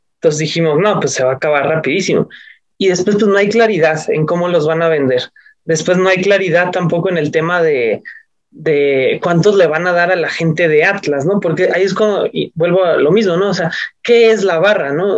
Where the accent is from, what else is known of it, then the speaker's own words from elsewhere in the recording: Mexico City, Mexico; yo soy del DF